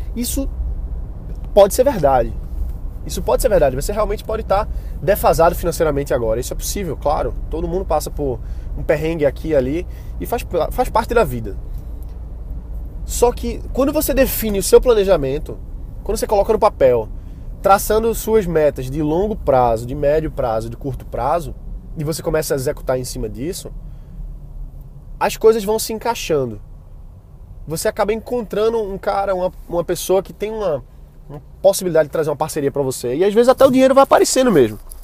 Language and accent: Portuguese; Brazil; eu sou brasileiro